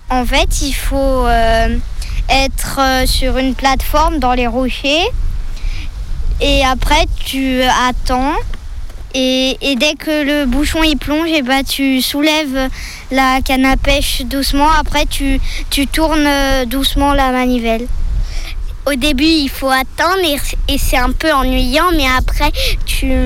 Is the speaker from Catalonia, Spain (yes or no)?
no; Ibiza, Balearic Islands, Spain; now in France; je suis en Bretagne et je viens d'Espagne. Je suis née à Ibiza.